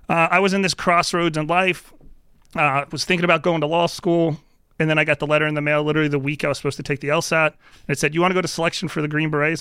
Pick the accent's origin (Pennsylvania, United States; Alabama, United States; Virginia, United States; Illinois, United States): Virginia, United States; Spotsylvania County; I'm from Spotsylvania County, that's my home district